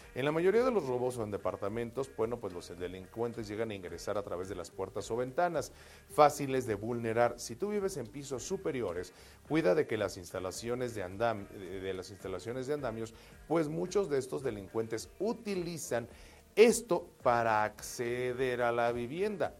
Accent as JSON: {"language": "Spanish", "region": "Mexico City", "country": "Mexico", "said": "somos capitalinos, defeños, citadinos"}